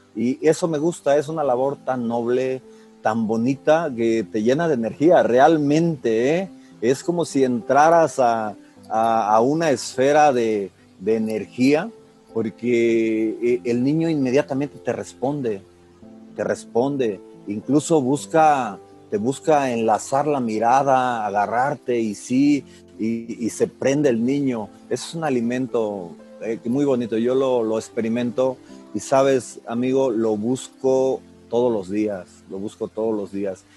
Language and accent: Spanish; Calnali, Hidalgo, Mexico; moved away; soy originario del estado de Hidalgo y bueno, una característica también de, trascender eh, es de que soy de un, pueblito del estado de Hidalgo. El nombre pues no es conocido, se llama Calnali Hidalgo.